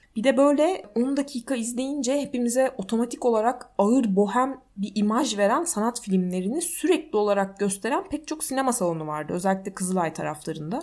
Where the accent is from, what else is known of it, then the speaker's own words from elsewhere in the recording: İzmir, Turkey; moved away as an adult; also born or lived in Ankara; now in Istanbul, Turkey; bir İzmirli olarak yani biz e, simide gevrek diyoruz.